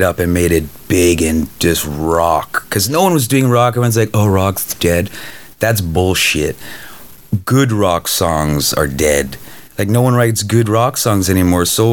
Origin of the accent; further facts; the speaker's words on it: Canada; now in Los Angeles, United States; I'm Canadian.